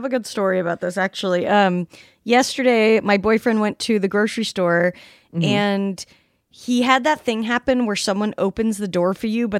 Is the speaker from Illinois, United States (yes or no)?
no; Salt Lake City, Utah, United States; now in Los Angeles, United States; I'm from Salt Lake City.